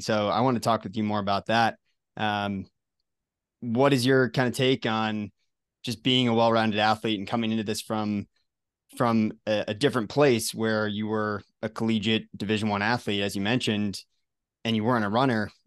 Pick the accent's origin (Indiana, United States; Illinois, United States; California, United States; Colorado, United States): Colorado, United States; my home state here of Colorado